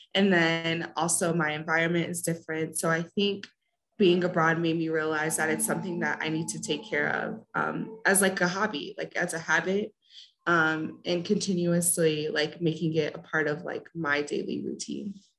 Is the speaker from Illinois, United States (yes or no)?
no; South Bend, Indiana, United States; moved away as an adult; now in Puebla, Mexico; I'm also from South Bend